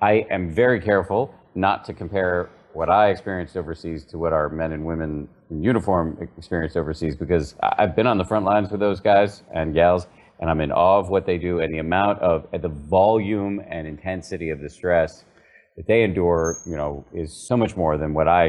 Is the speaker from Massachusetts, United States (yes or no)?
yes; Massachusetts, United States; I was raised in the People's Republic of Massachusetts by two very, very skeptical secular scientists